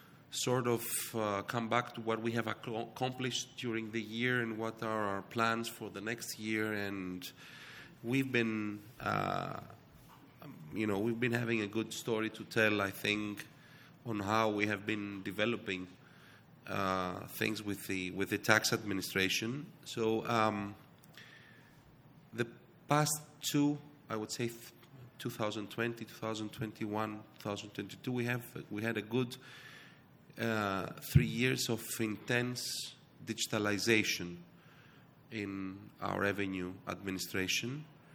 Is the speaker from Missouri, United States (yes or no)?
yes; Missouri, United States; born there; I was born in the States. It was Missouri, not New York.